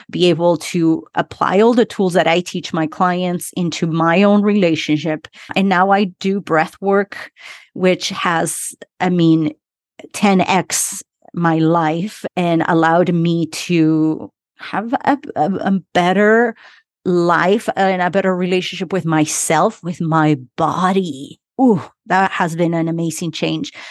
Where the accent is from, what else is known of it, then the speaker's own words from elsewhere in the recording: Utah, United States; English is a second language; also born or lived in Argentina; I am from Argentina, but grew up in Utah. I came to the US when I was 12 years old, been here 27 years. So that's where my accent is from.